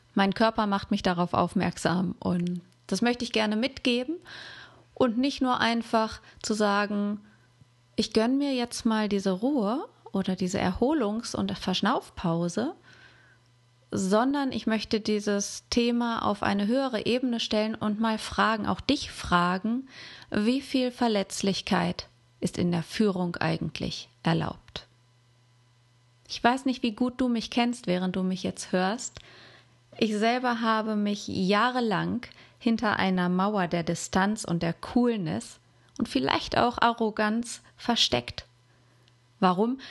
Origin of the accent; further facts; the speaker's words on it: Germany; hier bei uns in Deutschland